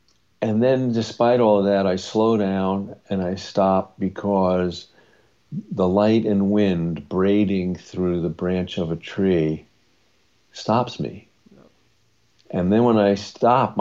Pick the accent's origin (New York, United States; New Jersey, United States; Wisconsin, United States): New York, United States; Long Island; we grew up on Long Island